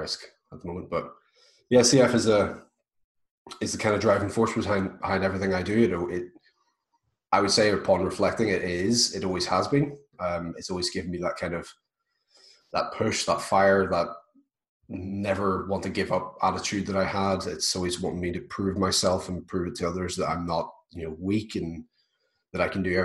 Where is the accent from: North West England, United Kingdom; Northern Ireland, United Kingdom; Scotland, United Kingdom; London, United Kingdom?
Northern Ireland, United Kingdom; Belfast; I'm from Belfast, Northern Ireland